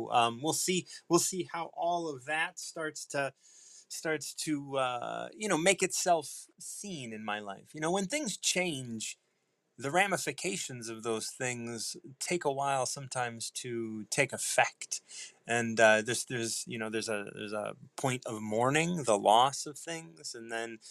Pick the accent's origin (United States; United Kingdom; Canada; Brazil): United States; Chicago, Illinois; moved away as an adult; now in Hammond, Indiana, United States; Born and raised in Chicago, recently moved here.